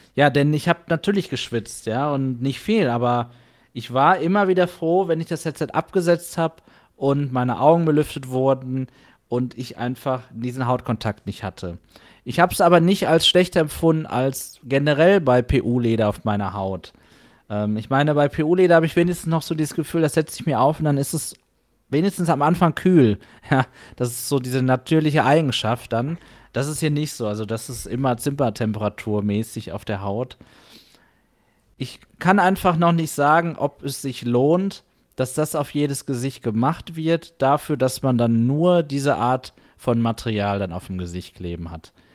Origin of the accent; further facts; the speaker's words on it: Germany; für mich jetzt hier als Deutscher